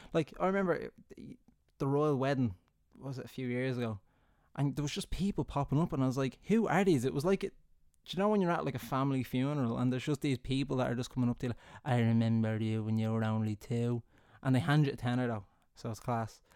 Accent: Ireland; being Irish

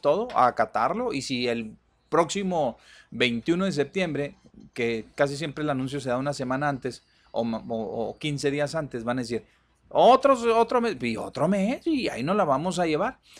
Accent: Mexico; nosotros aquí como mexicanos

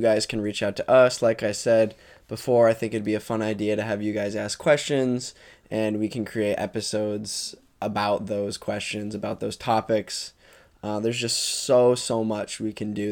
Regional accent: Jericho, Vermont, United States; I grew up in Jericho, Vermont

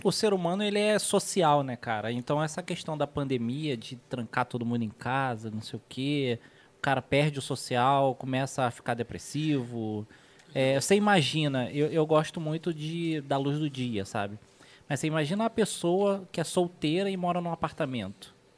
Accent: Rio de Janeiro, Brazil; moved away; eu sou do Rio

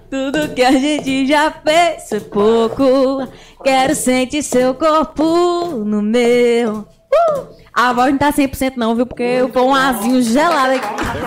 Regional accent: Carpina, Pernambuco, Brazil; diretamente de Carpina

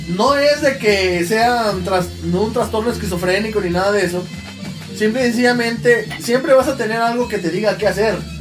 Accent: Juchitán, Oaxaca, Mexico; ya crecí en un Juchitán un poco más civilizado

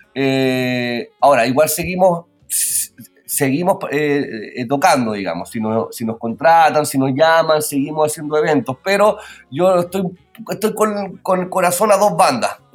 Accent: Pirque, Santiago Metropolitan Region, Chile; Yo soy oriundo de Pirque y Pirque es la cuna del guitarrón chileno

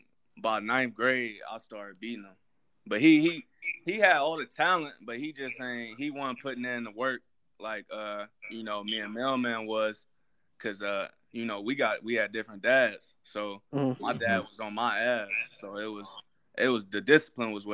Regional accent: Cleveland, Ohio, United States; also born or lived in Maple Heights, Ohio / Strongsville, Ohio; I'm from Cleveland, Ohio

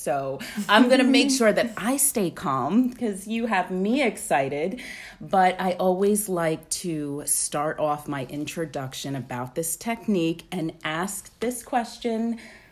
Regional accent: New York, United States; moved away as an adult; now in Alabama, United States; I'm from New York. I moved to Alabama in 2010

